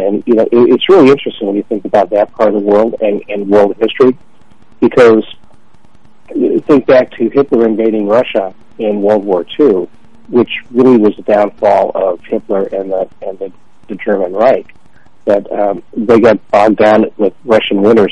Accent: Toronto, Ontario, Canada; I was born in Toronto

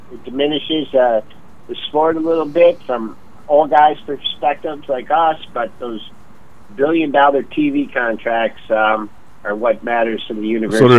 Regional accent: Detroit, Michigan, United States; born or raised there

